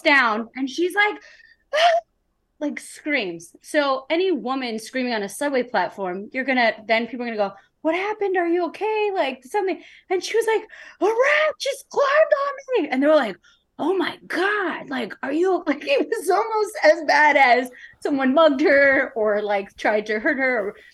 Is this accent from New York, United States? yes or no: yes; New York City, New York, United States; growing up in New York City